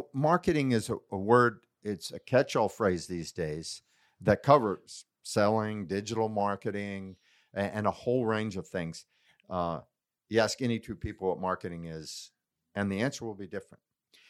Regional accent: California, United States; growing up in Silicon Valley, your belief is you're going to work weekends

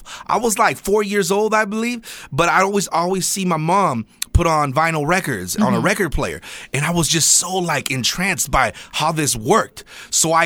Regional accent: Ventura, California, United States; I'm from Ventura myself

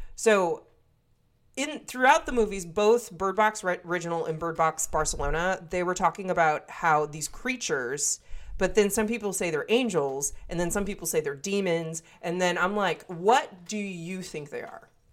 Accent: Wisconsin, United States; accent: northern; I am from Wisconsin, and so I sometimes have a northern accent

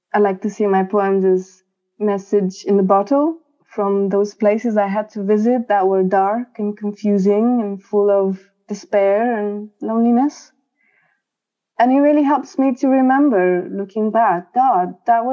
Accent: Romania; moved away as an adult; now in London, United Kingdom; I came here to London from my home country, Romania.

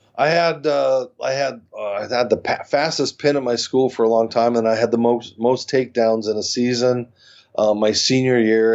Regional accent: Arizona, United States; I was born without legs in Arizona

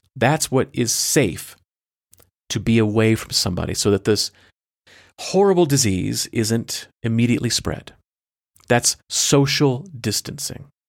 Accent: United States; I am an American

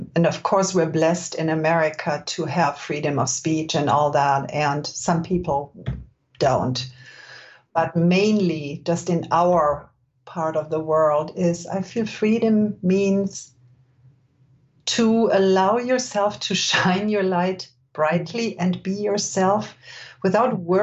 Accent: Germany; moved away as an adult; now in California, United States; I was born and raised in Germany, where people are not necessarily gentle with themselves.

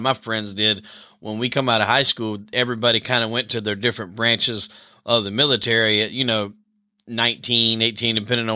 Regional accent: Darlington, South Carolina, United States; I'm from South Carolina myself. And actually grew up not too far from, Fort Bragg there. I think that's in what Fayetteville area. I grew up in a little small town called Darlington

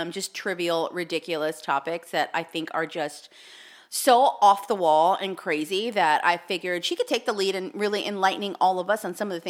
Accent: Southern California, United States; my parents are from New York and we were raised in Southern California

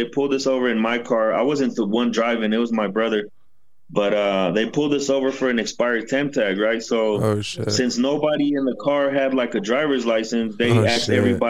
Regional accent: Denver, Colorado, United States; first language English; moved away as an adult; also born or lived in Mexico City, Mexico; now in Mexico; I'm 35 years old. I was born in Mexico City, and they moved me to Denver, Colorado when I was like 7 years old. And I spent 27 years in Denver, Colorado.

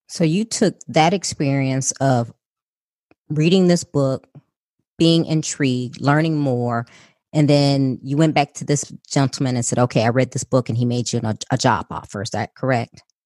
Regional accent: Chicago, Illinois, United States; I was born and raised in Chicago by a single mother

